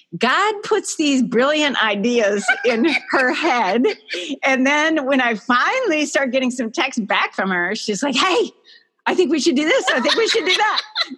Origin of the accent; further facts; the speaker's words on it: Wisconsin, United States; moved away; I'm from Wisconsin.